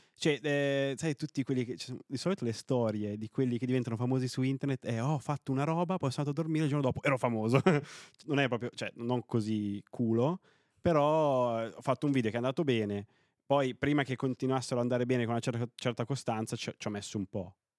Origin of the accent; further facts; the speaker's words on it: Novara, Piedmont, Italy; io sono piemontese, no? Eh, sono di Novara